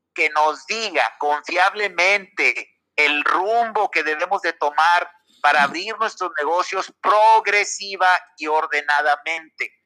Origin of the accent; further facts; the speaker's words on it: Mexico; antes de ser sanpetrinos somos mexicanos